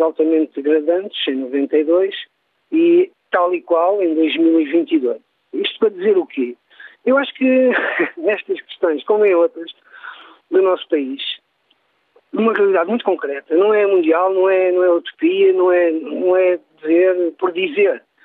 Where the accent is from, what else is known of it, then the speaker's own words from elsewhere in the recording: Barreiro, Lisbon, Portugal; moved away as an adult; now in Porto, Portugal; sou natural do Barreiro e vim estudar para o Porto em 1992